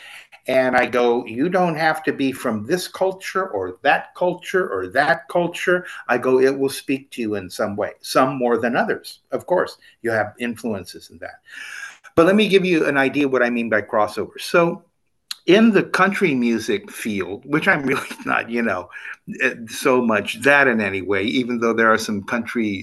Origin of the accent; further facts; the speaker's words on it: Southern California, United States; growing up in Southern California